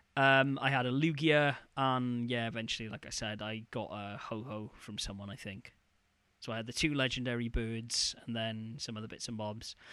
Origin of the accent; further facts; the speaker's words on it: near Neath, Wales, United Kingdom; Neath, which is a, a town near my hometown